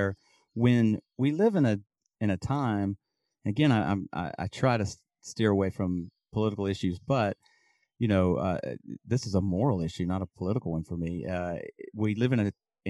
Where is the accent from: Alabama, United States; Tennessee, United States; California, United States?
Alabama, United States; I'm originally from Alabama